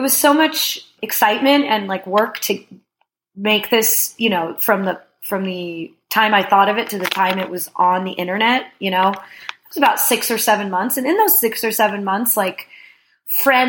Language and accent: English; New Jersey, United States; also born or lived in Brooklyn, New York; I grew up in North Jersey, so I spent a lot of time in New York